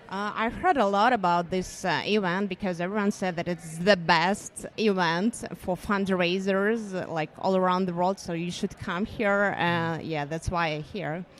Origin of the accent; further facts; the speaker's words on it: Ukraine; I'm from Ukraine